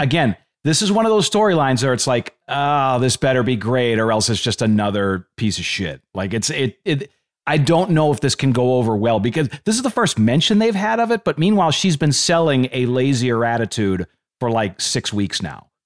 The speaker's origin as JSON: {"language": "English", "town": "Boston", "region": "Massachusetts", "country": "United States", "also_born_or_lived": "San Antonio", "moved": "yes", "said": "I'm from Boston"}